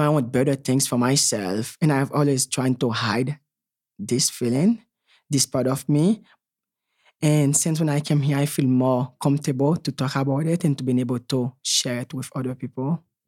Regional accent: Haiti; moved away; growing up in Haiti

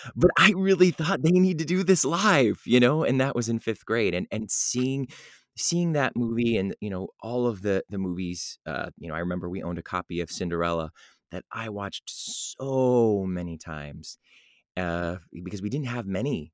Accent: Cleveland, Ohio, United States; I grew up in Cleveland, Ohio

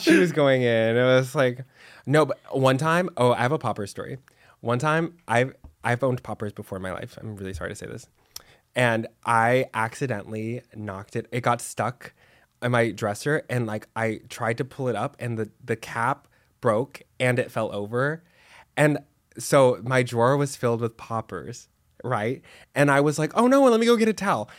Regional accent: Dallas, Texas, United States; now in Los Angeles, United States; I'm from Texas

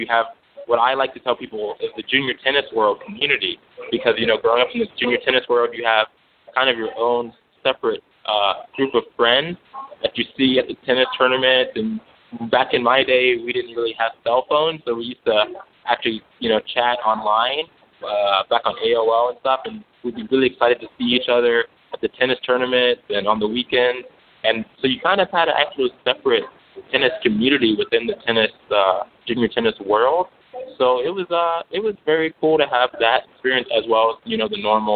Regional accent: Greensboro, North Carolina, United States; moved away as an adult; also born or lived in Louisville, Kentucky; I grew up in Greensboro, North Carolina

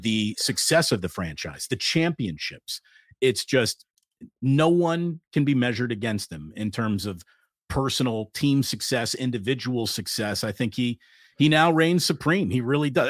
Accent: East Coast, United States; moved away; growing up on the East Coast

